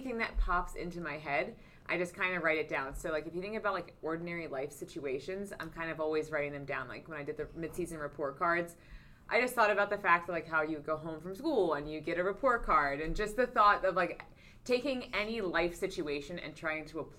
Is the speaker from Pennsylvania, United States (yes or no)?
yes; Philadelphia, Pennsylvania, United States; I'm from Philly